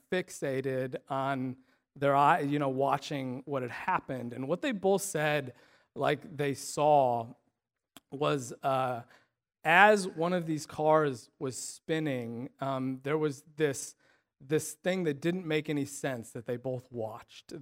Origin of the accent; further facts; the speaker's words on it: Illinois, United States; the town where we grew up in Illinois